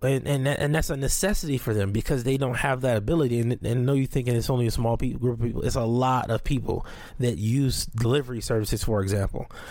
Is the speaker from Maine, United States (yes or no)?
no; Compton, California, United States; also born or lived in Watts, Los Angeles / Long Beach / Carson; I grew up in Watson, Compton, and, and, and Long Beach, Carson